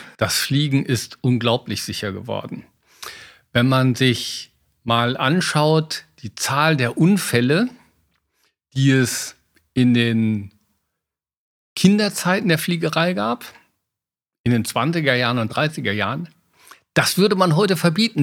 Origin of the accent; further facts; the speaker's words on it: Oerlinghausen, North Rhine-Westphalia, Germany; Ich komme aus Erlinghausen. Damals war das der größte Segelflugplatz der Welt.